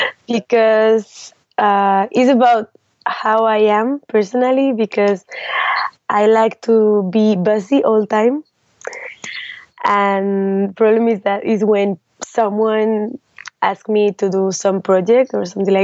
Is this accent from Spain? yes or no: yes; Salamanca, Castile and León, Spain; English is a second language; I was born in Salamanca, in a small city of Spain, is 2 hours from Madrid, and there I started to dance with when I was 7 years old